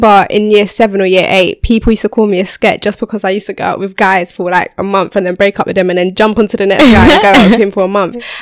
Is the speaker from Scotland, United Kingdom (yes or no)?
no; London, United Kingdom; because I'm from Northwest